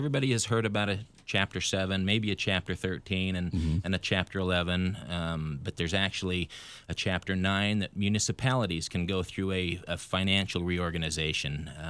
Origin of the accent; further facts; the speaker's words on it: Idaho, United States; moved away; And I'm originally from Idaho